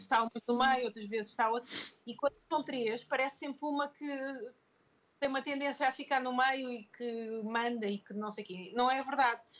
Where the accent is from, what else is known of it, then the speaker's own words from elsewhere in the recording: Lisbon, Portugal; now in Porto, Portugal; eu mudei-me para o Porto, eu sou de Lisboa